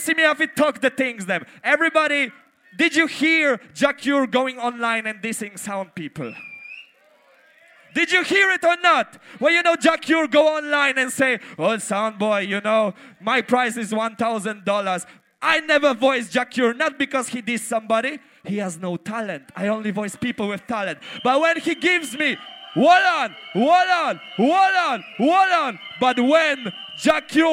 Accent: Poland; I come from Poland.

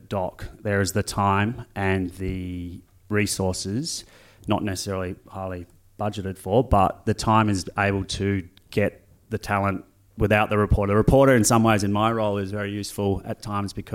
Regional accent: Australia

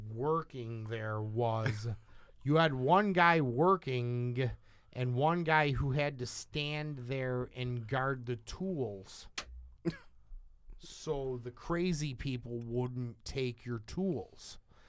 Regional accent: Dolton, Illinois, United States; I grew up in Dalton, Illinois.

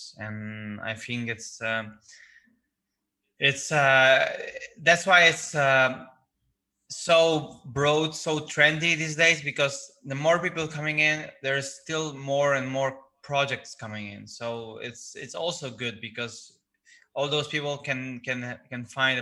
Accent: Gdańsk, Pomeranian Voivodeship, Poland; I was born in the Gdańsk, which is like a city with a lot of like old town architecture

